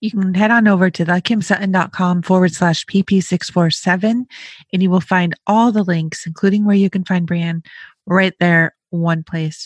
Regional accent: Rochester, Buffalo area, Western New York, United States; I'm from Western New York, like Rochester, Buffalo area

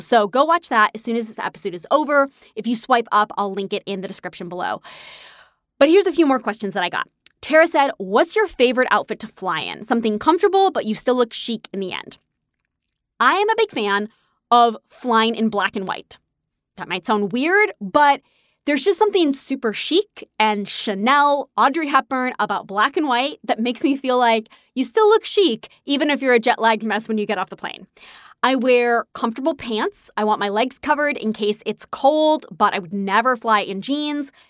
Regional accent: New York, United States; I'm a New Yorker, so I'm used to walking

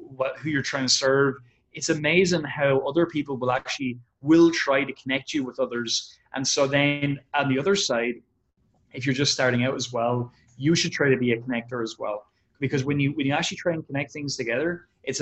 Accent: Ireland; We're from Ireland. We're not from the States.

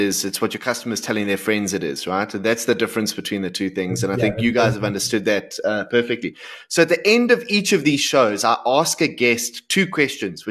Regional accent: South Africa; as a South African

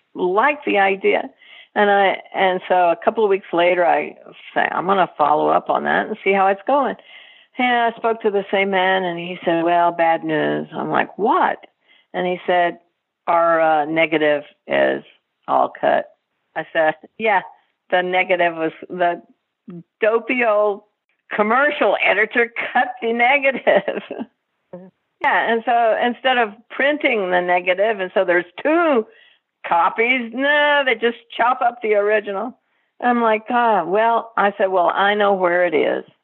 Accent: Texas, United States; I grew up in Texas

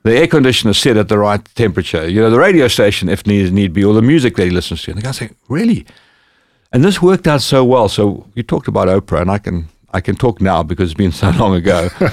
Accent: Bulawayo, Zimbabwe; moved away; my hometown, which was in the south of Zimbabwe, called Bulawayo.

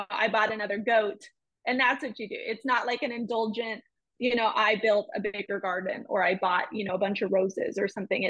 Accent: California, United States; now in Oklahoma, United States; I wasn't going to move home to California

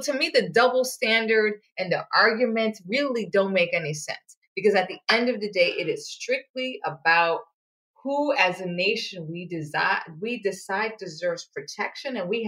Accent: Antigua & Barbuda; now in United States; we have a holiday, you know, which I don't celebrate because I come from Antigua

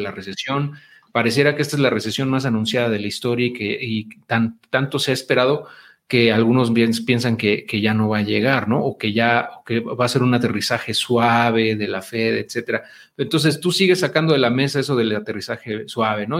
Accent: Mexico

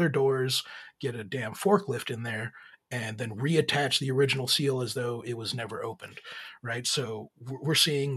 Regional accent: Laredo, Texas, United States; I'm actually from Laredo, Texas

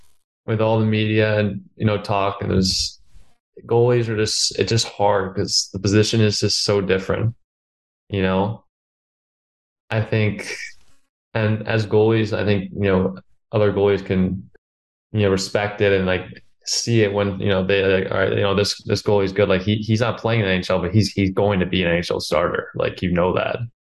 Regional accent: Connecticut, United States; because I grew up obviously right outside New York.

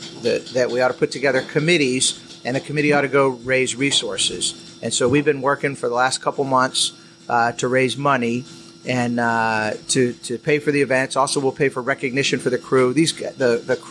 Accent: Annapolis, Maryland, United States; I grew up here in Annapolis

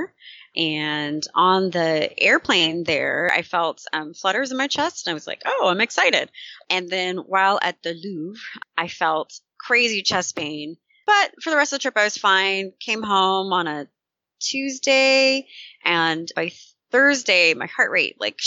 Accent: Sacramento, California, United States; moved away as an adult; now in Oakland, United States; I live in Oakland, California. So I'm actually from Sacramento, California, but I've been in the Bay for 18 years

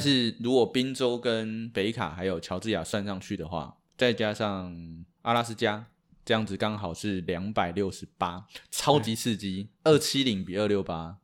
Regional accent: Taiwan; 我们身为台湾人

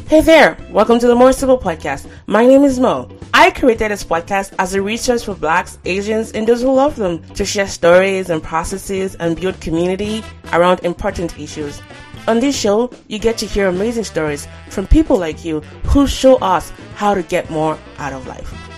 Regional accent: Nigeria; I'm Nigerian

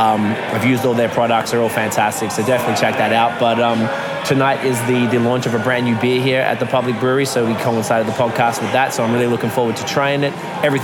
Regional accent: Croydon, Victoria, Australia; my parents owned a toy shop called Toy World growing up, just around the corner.

